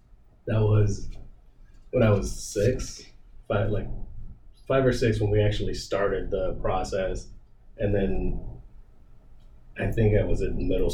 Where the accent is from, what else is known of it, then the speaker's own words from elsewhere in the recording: Texas, United States; Just growing up in Texas, my dad's boss, he was really nice, really kind